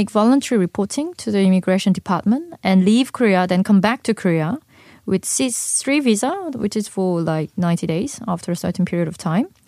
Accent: Australia; I will go to Australia, my hometown, to see what's going on there.

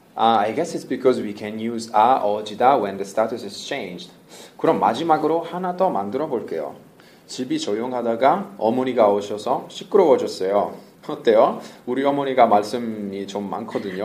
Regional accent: Italy; Korean is a second language; moved away as an adult; now in Seoul, South Korea; 저는 이탈리아에서 온

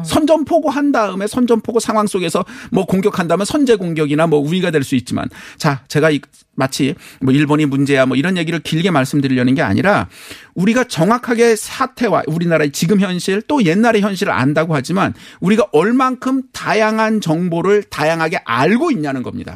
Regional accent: South Korea; 제가 한국 사람이어서가 아니라

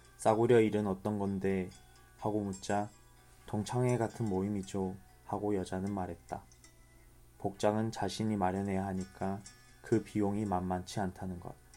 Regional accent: Changwon, South Gyeongsang, South Korea; 제 고향 마산에서

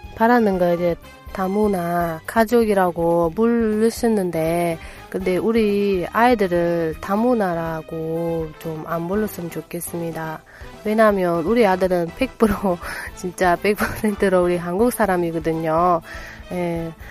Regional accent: Uzbekistan; Korean is a second language; now in South Korea; 우즈베키스탄에서 온

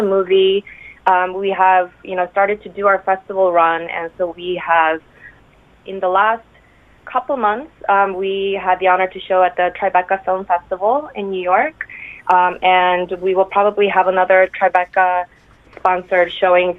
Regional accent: South Korea; moved away; also born or lived in United States; I'm from Korea

